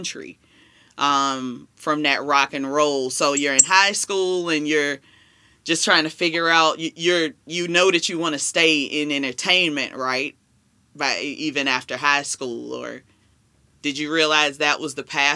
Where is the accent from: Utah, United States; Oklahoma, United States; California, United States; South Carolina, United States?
South Carolina, United States; accent: southern; As everybody hears my southern accent, I have a soft place in my heart for country music, being from South Carolina